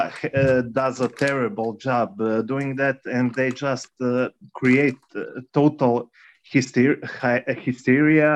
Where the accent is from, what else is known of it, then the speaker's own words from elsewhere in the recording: Croatia; I am from Croatia, for example, and I experienced war. I was a kid, but I saw what was happening